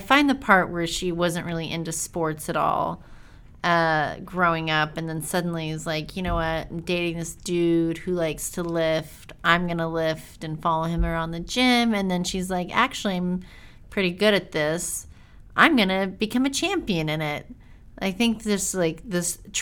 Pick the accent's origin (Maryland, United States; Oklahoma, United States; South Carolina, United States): Oklahoma, United States; I'm from Oklahoma, so we have all the fatty foods that you need in the Midwest